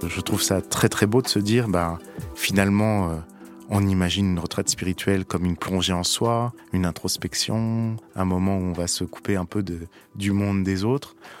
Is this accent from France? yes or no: yes; Paris, Île-de-France, France; je suis parisien